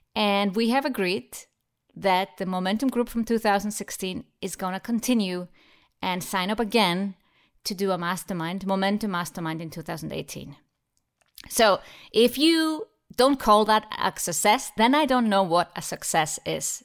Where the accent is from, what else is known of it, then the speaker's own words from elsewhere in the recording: Iceland; Iceland, my home country